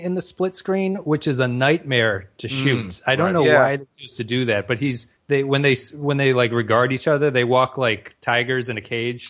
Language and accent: English; United States; as an American